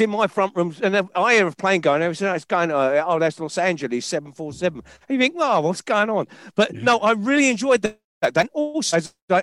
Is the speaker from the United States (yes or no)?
no; London, United Kingdom; I'm a Londoner.